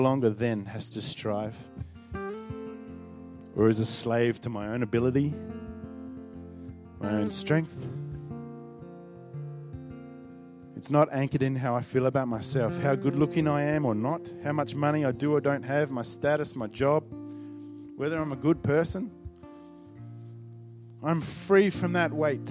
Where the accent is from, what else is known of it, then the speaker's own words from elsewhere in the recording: Northern Territory, Australia; I grew up in the Northern Territory